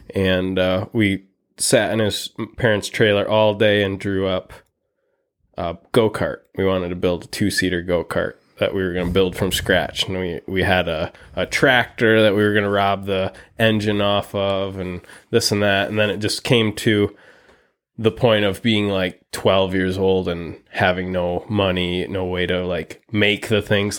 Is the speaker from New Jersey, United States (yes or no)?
no; Muskegon, Michigan, United States; also born or lived in Fremont, Michigan; was born and raised in West Michigan, Muskegon mostly